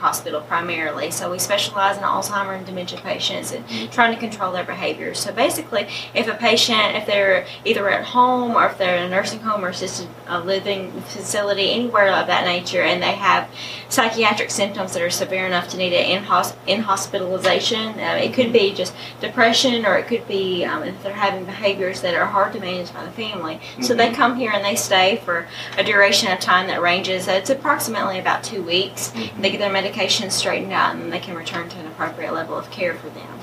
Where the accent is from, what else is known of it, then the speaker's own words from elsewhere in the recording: Gleason, Tennessee, United States; I'm from Gleason